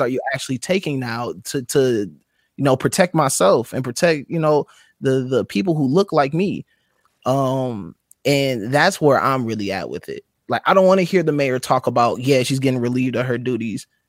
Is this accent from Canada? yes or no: no; Minnesota, United States; I'm from Minnesota. I live here